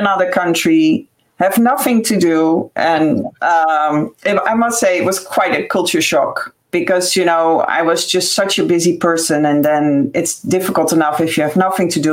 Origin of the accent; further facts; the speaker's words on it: Netherlands; moved away as an adult; also born or lived in United States; now in Ireland; I'm Dutch, so I'm from the Netherlands, but I have a house here on the West Coast